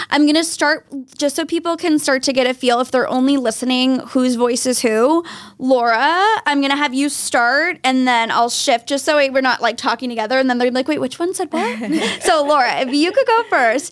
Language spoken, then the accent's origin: English; Wilmington, Massachusetts, United States; 27. 27. Where are you from, born and raised? Uh, Wilmington, just north of the city.